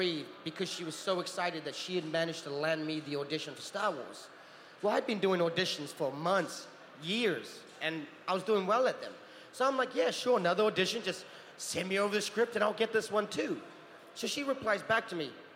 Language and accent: English; New Zealand; also born or lived in Utah; now in California, United States; I grew up in New Zealand